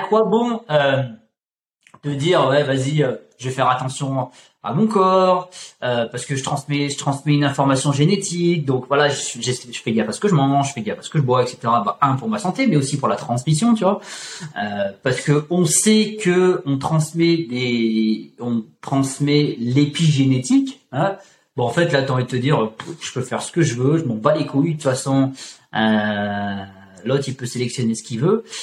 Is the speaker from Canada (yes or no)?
no; Auvergne-Rhône-Alpes, France; je viens je viens d'Auvergne